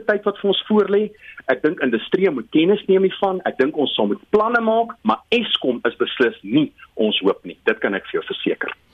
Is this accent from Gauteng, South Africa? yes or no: no; Bethlehem, Free State, South Africa; die Afrikaans waarmee ek in Bethlehem groot geword